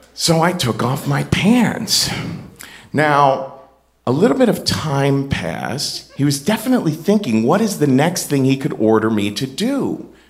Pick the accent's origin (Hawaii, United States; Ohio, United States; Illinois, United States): Ohio, United States; I'm from Ohio.